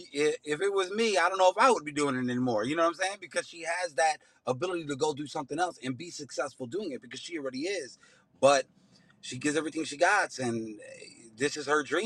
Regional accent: Chicago, Illinois, United States; I grew up in Chicago my whole life

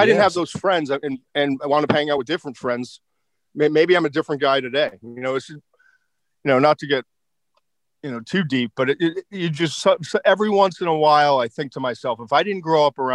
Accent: Swampscott, Massachusetts, United States; I grew up in a small town north of Boston called Swampscott

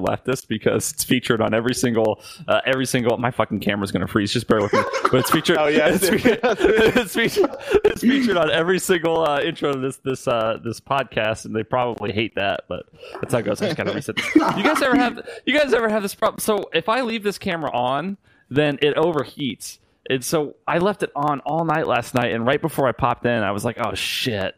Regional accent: Midwest, United States; also born or lived in California; now in Texas, United States; I grew up in the Midwest

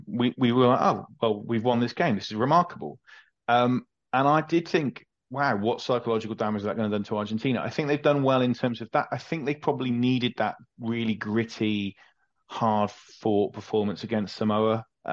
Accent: England, United Kingdom; as an Englishman

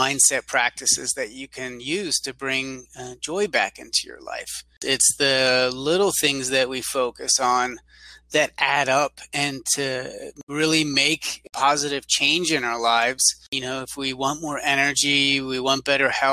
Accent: Pennsylvania, United States; now in San Antonio, United States; I live in San Antonio, I'm originally from Pennsylvania.

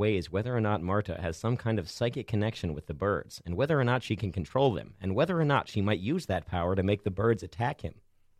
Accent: Cumberland, Maryland, United States; born or raised there; moved away

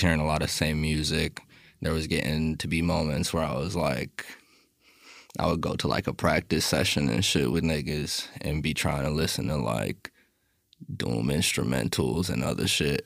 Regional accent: Miami, Florida, United States; moved away; also born or lived in New York / Los Angeles / Long Beach; I'm from Miami originally

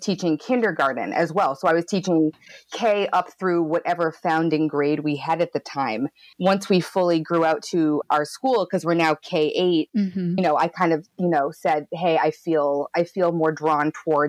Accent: New Bedford, Massachusetts, United States; I'm in New Bedford, Massachusetts, and I'm from New Bedford, born and bred

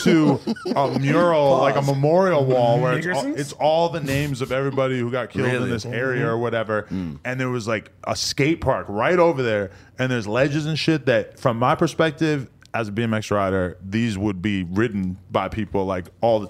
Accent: Chicago, Illinois, United States; I'm from Englewood and I get it, Brackenwood.

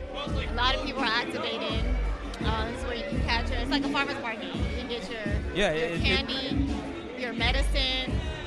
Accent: San Diego, California, United States; I'm from here. I'm native.

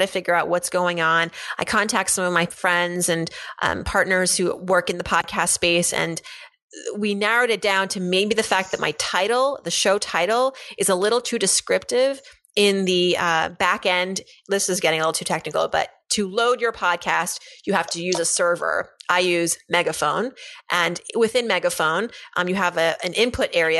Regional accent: Pennsylvania, United States; moved away; We are both from Pennsylvania. In fact, we both went to a program during high school

